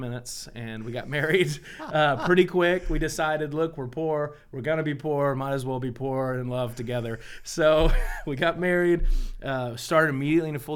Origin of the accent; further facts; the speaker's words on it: Deer Park, Texas, United States; also born or lived in Pasadena, Texas; I grew up in Deer Park, Texas.